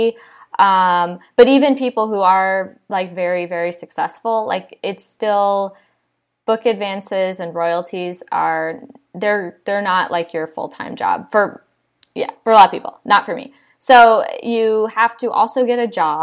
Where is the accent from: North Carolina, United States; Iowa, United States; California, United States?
Iowa, United States; now in Austin, United States; I'm from Iowa originally